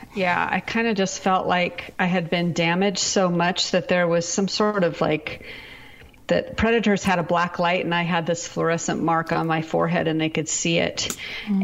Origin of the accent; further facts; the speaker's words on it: Pacific Northwest, United States; moved away as an adult; also born or lived in Seattle area / Texas; I'm from the Pacific Northwest